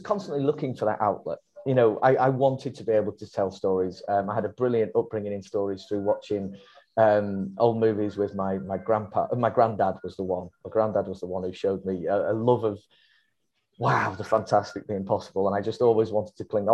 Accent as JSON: {"language": "English", "town": "Warrington", "region": "North West England", "country": "United Kingdom", "tie": "born or raised there", "said": "where I grew up in the Warrington area of the Northwest"}